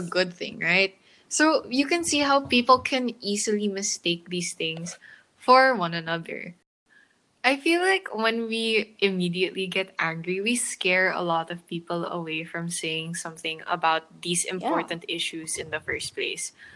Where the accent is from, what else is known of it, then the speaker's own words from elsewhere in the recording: Philippines; I live in the Philippines. I've lived here like all my life.